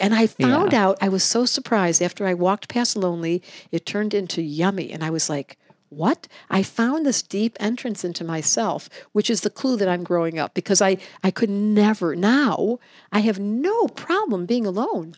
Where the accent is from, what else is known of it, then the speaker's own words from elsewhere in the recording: Detroit, Michigan, United States; now in Hawaii, United States; I grew up in Detroit